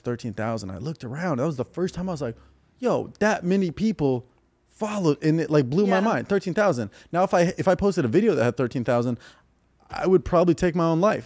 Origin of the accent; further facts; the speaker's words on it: Ventura County, Southern California, United States; also born or lived in Naperville, Illinois; grew up all in uh, Southern California, like Ventura County